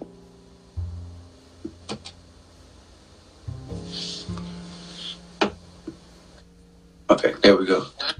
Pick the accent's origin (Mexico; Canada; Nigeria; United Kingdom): Nigeria; what I love about being Nigerian